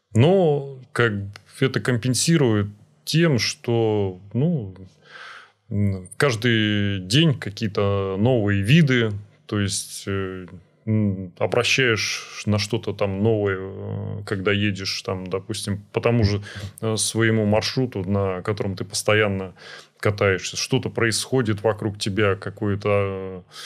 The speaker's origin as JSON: {"language": "Russian", "region": "Saint Petersburg", "country": "Russia", "tie": "born or raised there", "said": "Я вот вырос на Петроградце, в Петроградском районе"}